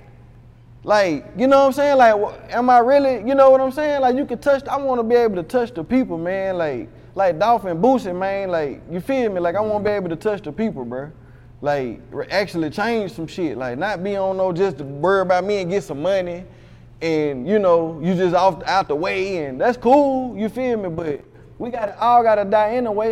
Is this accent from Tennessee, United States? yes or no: yes; Chattanooga, Tennessee, United States; I'm from Chattanooga